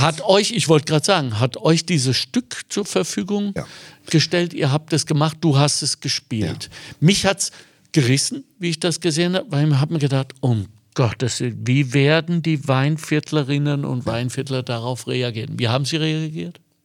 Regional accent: Germany; Und ich bin Deutscher

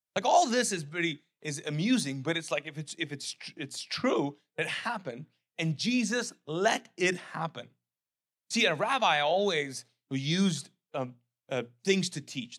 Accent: Pakistan; also born or lived in Charleston; now in United States; I am as a Pakistani immigrant

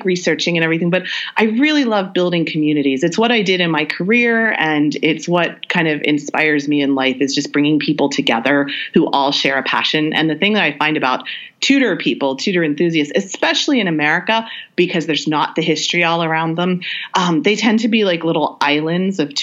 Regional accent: United States; I'm American

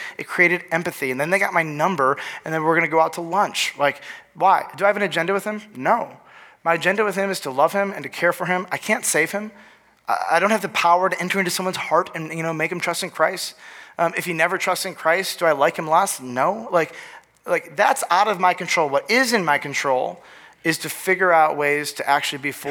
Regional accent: Northville, Michigan, United States; also born or lived in Lansing, Michigan; we moved from Lansing, Michigan, to Northville, Michigan

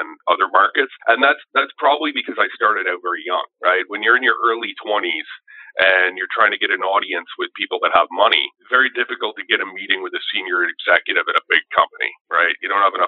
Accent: Sudbury, Ontario, Canada; moved away as an adult; also born or lived in Windsor; I grew up in Northern Ontario, just outside of Sudbury.

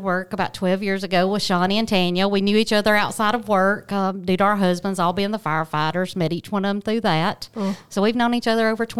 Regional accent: Fayetteville, Alabama, United States; Born and raised. Grew up in Fayetteville, went to Fayetteville High School.

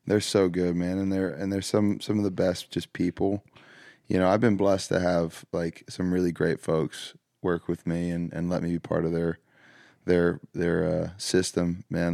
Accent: the South, United States; growing up in the South

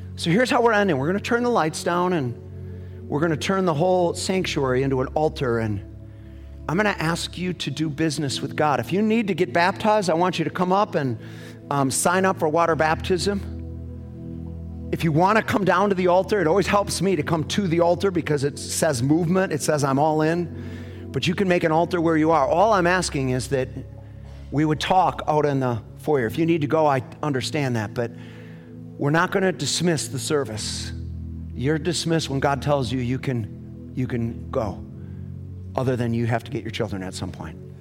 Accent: United States; I'm, I'm an American

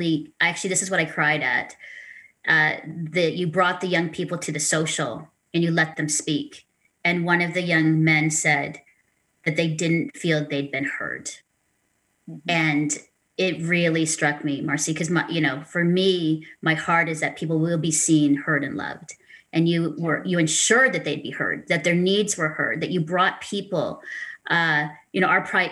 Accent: Philippines; now in Canada; as a Filipino woman hosting a Christian women's talk show

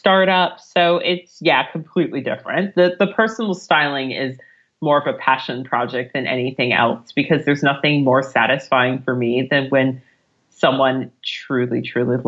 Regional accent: United States; moved away as an adult; now in London, United Kingdom; I'm American.

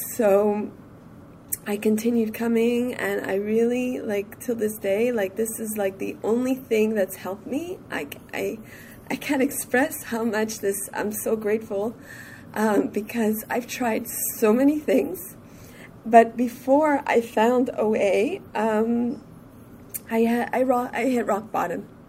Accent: Montreal, Quebec, Canada; I'm from Montreal

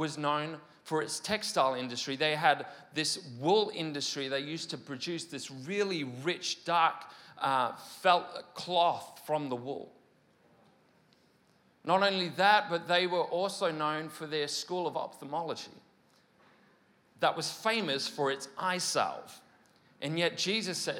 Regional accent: Mid Wales, United Kingdom; moved away; my hometown in Mid Wales

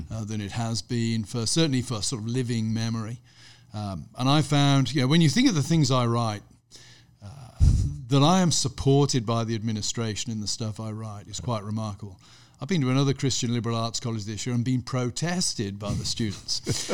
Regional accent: Gloucestershire, South West England, United Kingdom; also born or lived in Birmingham; I was born near Birmingham, but when I was pretty young, my parents moved to Gloucestershire, over in the west country of England. So I had a very rural upbringing

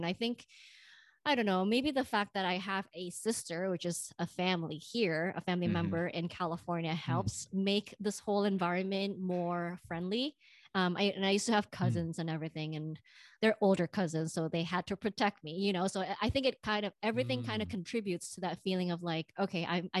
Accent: Indonesia; now in United States; You know, I'm from the Bay Area, but I'm originally from Indonesia.

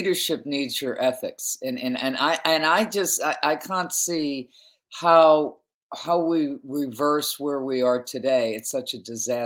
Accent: United States; I'm originally an American.

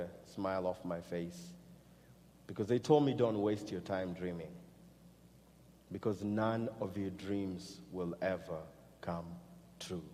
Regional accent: Kenya; moved away; growing up in Kenya

